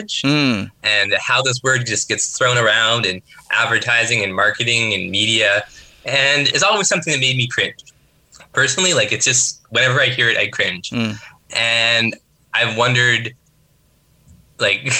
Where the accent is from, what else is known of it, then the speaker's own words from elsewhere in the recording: Northern Canada, Canada; moved away; as a Northerner myself